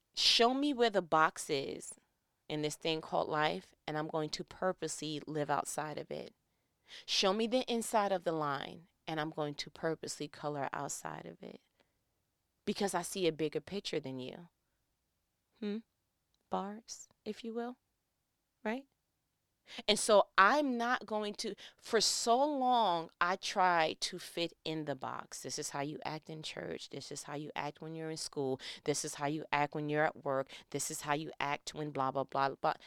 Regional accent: New York, United States; I'm from New York

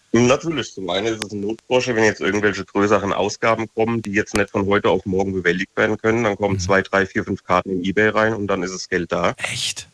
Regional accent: Frankenthal, Rhineland-Palatinate, Germany; ich bin ja aus Frankenthal

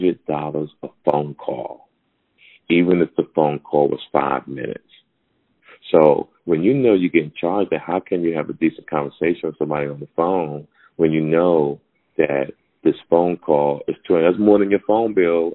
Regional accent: Hawaii, United States; me being Hawaiian

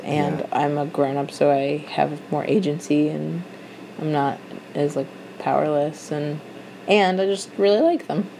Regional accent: Madison, Wisconsin, United States; moved away as an adult; also born or lived in Seattle; now in New York, United States; there was a group of Jewish kids that I grew up with in Madison

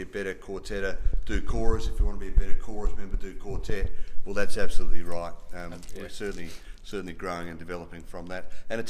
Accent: Adelaide, South Australia, Australia; moved away; Adelaide is still a bit my hometown originally

